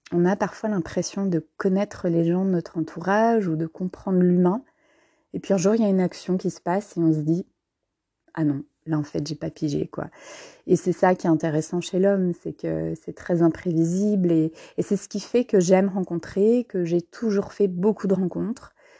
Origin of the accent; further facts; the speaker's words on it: Trier, Rhineland-Palatinate, Germany; moved away; je suis née il y a plus de 40 ans en Allemagne, à Trèves plus précisément, non loin de la frontière française.